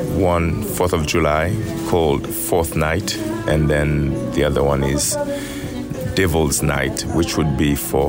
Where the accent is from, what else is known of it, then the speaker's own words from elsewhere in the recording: Haiti; I'm from Haiti